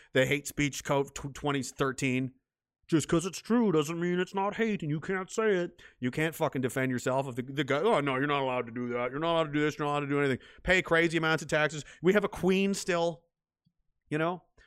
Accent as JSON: {"language": "English", "country": "Canada", "said": "as a Canadian"}